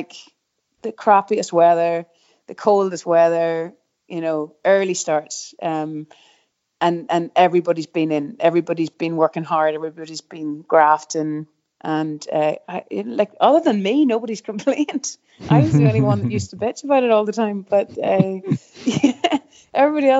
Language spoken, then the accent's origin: English; Rostrevor, Northern Ireland, United Kingdom; We grew up in Restrever, so like Restrever obviously now quite the mecca